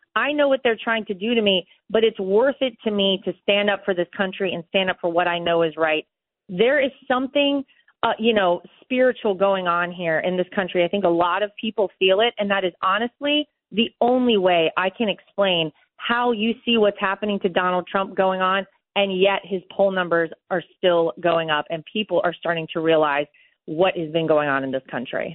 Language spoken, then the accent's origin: English; North Carolina, United States; moved away; I grew up in North Carolina.